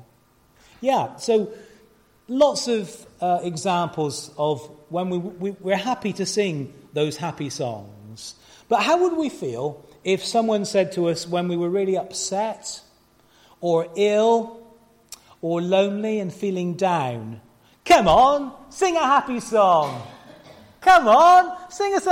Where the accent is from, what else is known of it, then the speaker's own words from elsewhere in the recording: Gloucester, South West England, United Kingdom; moved away; we were doing a concert last night in Gloucester, my hometown. It was really lovely to be back there in the church where Ingrid and I spent our teenage years and beyond.